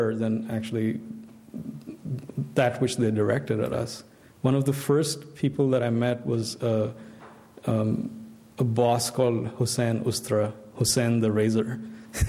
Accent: India; growing up in India in my generation, I had a very mixed set of influences

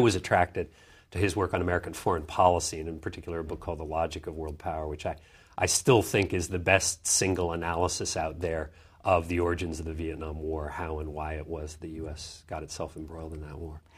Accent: Vancouver, British Columbia, Canada; also born or lived in Schenectady, New York; My father got a job at the university there in Vancouver, and so my, my growing up years were all in, in Canada, in, uh, in Vancouver.

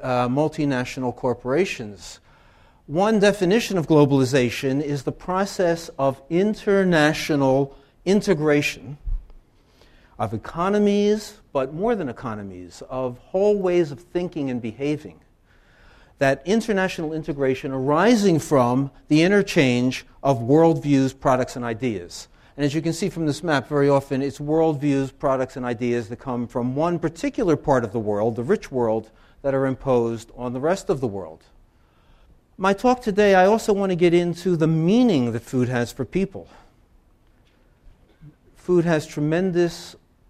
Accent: Philadelphia, Pennsylvania, United States; moved away as an adult; now in Loughborough, United Kingdom; I grew up in Philadelphia, and we've been living there for 6 years now.

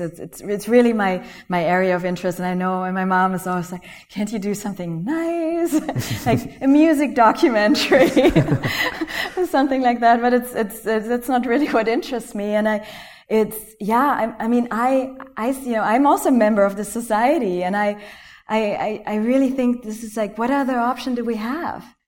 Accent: Germany; moved away; also born or lived in Malaysia; I was born Malaysia. I grew up in Germany

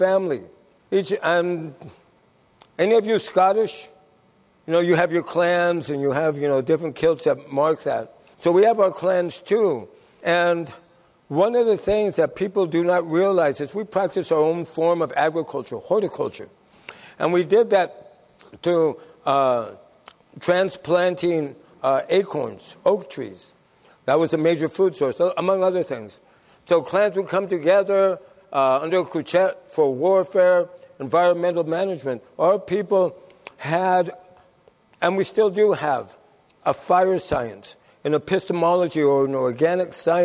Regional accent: Santa Isabel Reservation, California, United States; I'm a Ipai Kumia from the Santa Isabel Reservation

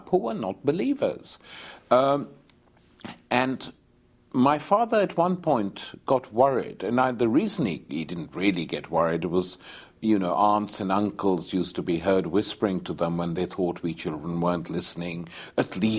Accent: Lahore, Punjab, Pakistan; I was born in Lahore long years ago in 1943, when it was still part of British India.

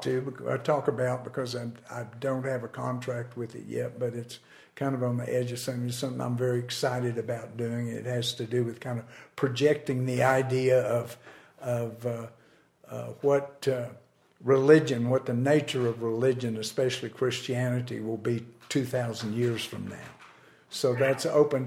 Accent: Lubbock, Texas, United States; growing up in Lubbock

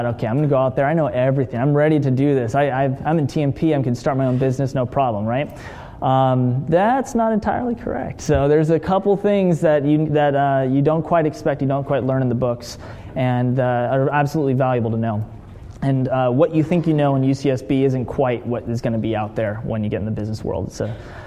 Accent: Hermosa Beach, California, United States; I grew up in Hermosa Beach, down south from here, born in 84

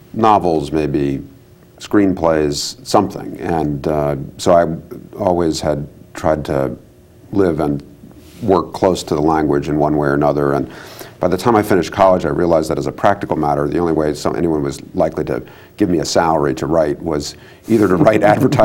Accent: Washington, District of Columbia, United States; also born or lived in Maryland; I was born and raised in Washington, D.C. and its environs, suburban Maryland.

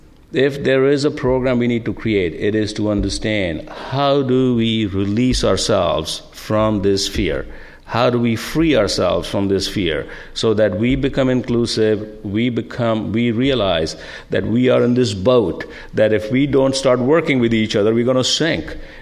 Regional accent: India; moved away as an adult; now in United States; As Linda came from Greece, I came from India, and I'm glad I did

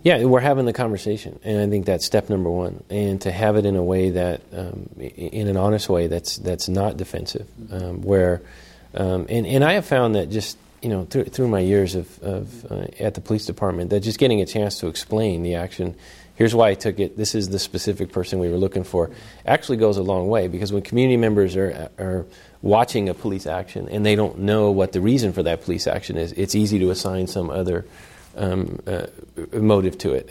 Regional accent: Oakland, California, United States; I'm born and raised in Oakland in the Fruitvale District

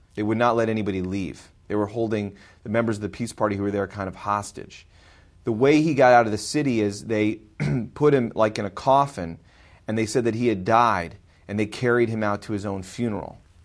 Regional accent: Glencoe, Illinois, United States; I grew up in Glencoe, on the north shore of Chicago

